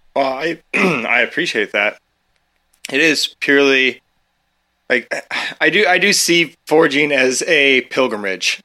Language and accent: English; Eugene, Oregon, United States; I came from Eugene, like, I grew up in Eugene, Oregon